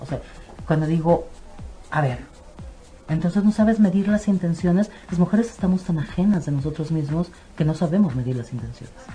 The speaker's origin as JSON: {"language": "Spanish", "country": "Mexico", "said": "nosotros como cultura mexicana"}